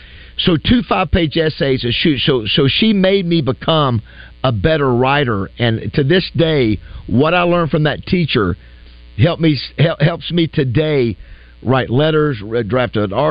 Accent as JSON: {"language": "English", "town": "Panama City", "region": "Florida", "country": "United States", "moved": "yes", "said": "I'm from Panama City."}